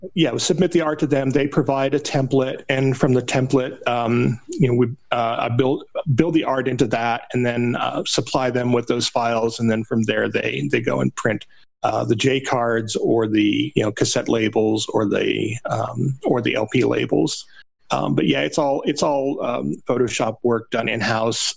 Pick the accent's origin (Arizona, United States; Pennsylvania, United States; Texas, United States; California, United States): Arizona, United States; Phoenix; moved away as an adult; also born or lived in Nashville; when I moved from Phoenix, where I was born, to Nashville.